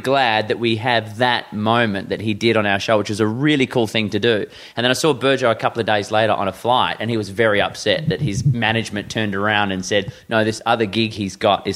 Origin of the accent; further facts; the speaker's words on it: Perth, Western Australia, Australia; I grew up in Perth